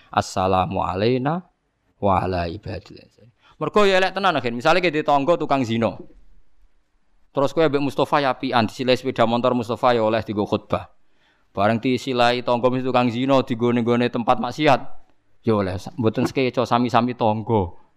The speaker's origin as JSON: {"language": "Indonesian", "region": "Java", "country": "Indonesia", "said": "meskipun kita sendiri sebagai orang Jawa tidak punya nyali farik misalnya"}